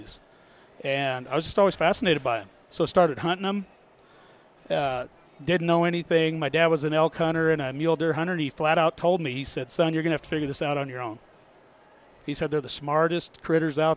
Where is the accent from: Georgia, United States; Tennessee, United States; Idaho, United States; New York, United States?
Idaho, United States; northern; also born or lived in Riggins, Idaho / St. Maries, Idaho / Washington; I'm just a born and raised Idaho boy, northern Idaho